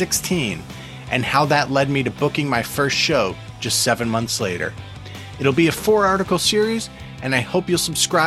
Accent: New Jersey, United States; we're from Jersey

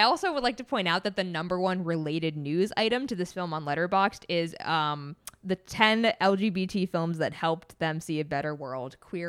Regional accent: New Hampshire, United States; now in Los Angeles, United States; I'm from New Hampshire originally.

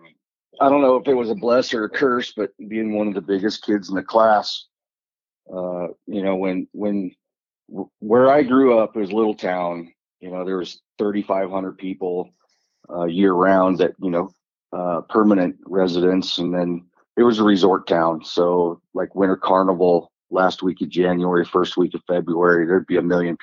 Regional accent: Idaho, United States; moved away as an adult; also born or lived in Eastern Washington; I was born in Eastern Washington. And in 1980, we moved to Idaho to the family ranch and grew up there

